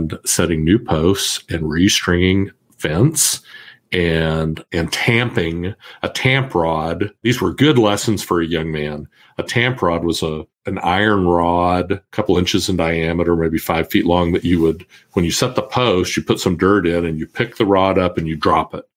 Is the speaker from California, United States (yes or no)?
no; Kansas, United States; I was born and raised in Kansas